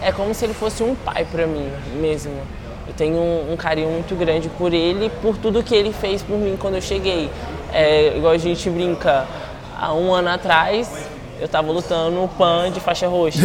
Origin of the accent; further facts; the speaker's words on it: Guarapari, Espírito Santo, Brazil; moved away as an adult; now in São Paulo, Brazil; sou capixaba. É, hoje em dia eu resido na cidade de São Paulo, mas eu nasci no Espírito Santo, em Guarapari